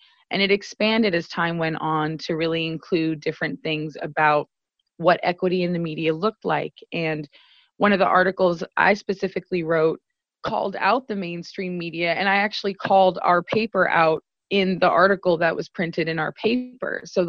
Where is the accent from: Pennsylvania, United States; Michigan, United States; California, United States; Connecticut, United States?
California, United States; Sacramento; I'm Mexican, you know, I'm a woman, there's different intersections that I happen across. I come from Oak Park, which is a marginalized community here in Sacramento, which is now being gentrified.